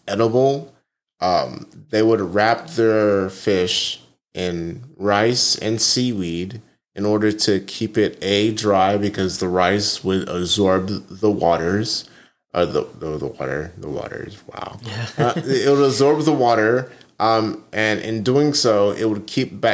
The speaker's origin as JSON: {"language": "English", "town": "Huntsville", "region": "Alabama", "country": "United States", "tie": "born or raised there", "said": "growing up in Huntsville, I was always around my grandparents"}